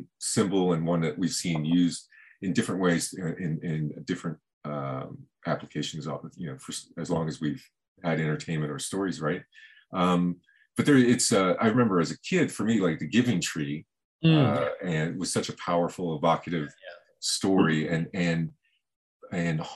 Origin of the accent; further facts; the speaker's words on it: Miami, Florida, United States; now in Los Angeles, United States; I was born in Miami and lived there.